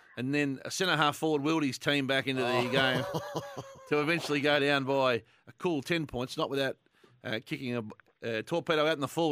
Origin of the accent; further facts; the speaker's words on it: Warragul, Victoria, Australia; moved away; my hometown, Pixie Warrigal. And not only that, my old club